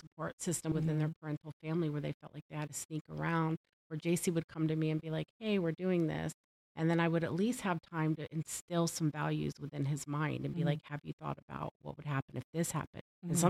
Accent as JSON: {"language": "English", "region": "the South", "country": "United States", "said": "And I'm from the South and everybody hits their kids."}